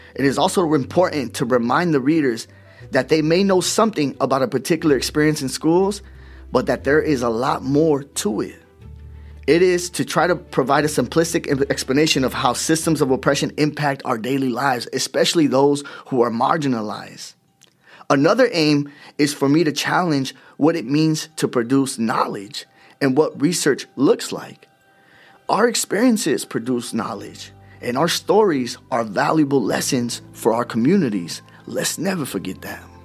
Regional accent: Oxnard, California, United States; I'm a Chicano from Oxnard, California

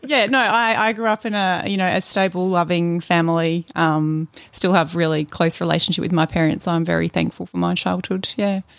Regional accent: Melbourne, Victoria, Australia; I was born here in Melbourne

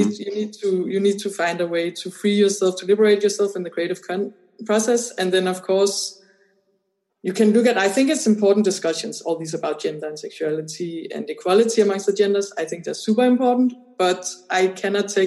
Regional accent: Denmark; I come from Denmark

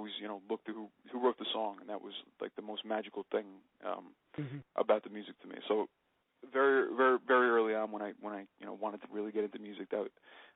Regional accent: New Jersey, United States; I'm from New Jersey. I've lived here my whole life

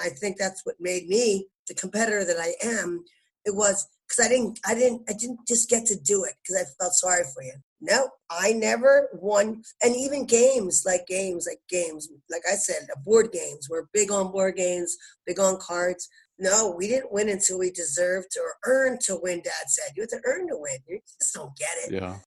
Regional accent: Bucks County, Philadelphia, Pennsylvania, United States; also born or lived in New Ulm, Minnesota; in Bucks County, Philadelphia, is where I grew up

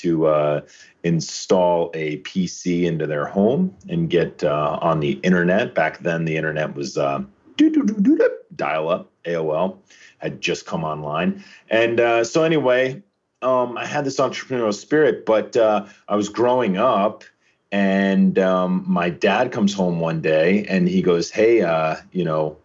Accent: just north of Manhattan, New York, United States; I grew up in New York, just north of Manhattan

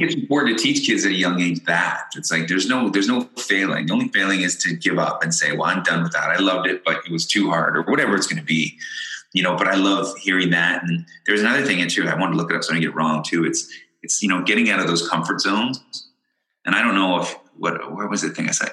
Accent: London, Ontario, Canada; moved away as an adult; also born or lived in Ireland / Windsor, Ontario; I was born in Ireland, but I grew up in London, Ontario

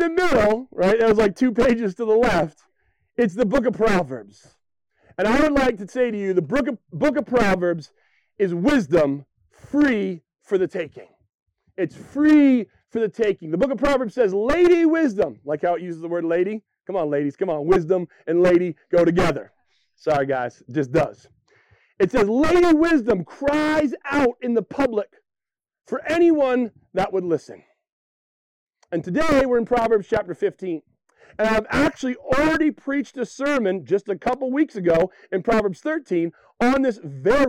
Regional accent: Western Maine, United States; born and raised in Western Maine like me

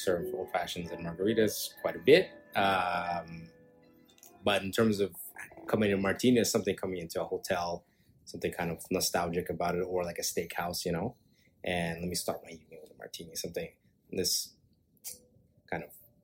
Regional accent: Montreal, Quebec, Canada; now in Toronto, Canada; I was raised in Montreal

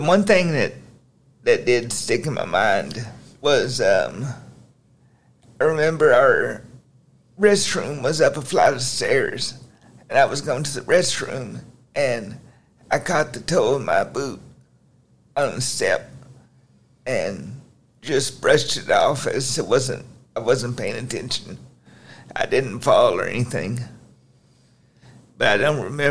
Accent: Oklahoma, United States; now in McKinney, United States; I'm originally from Oklahoma.

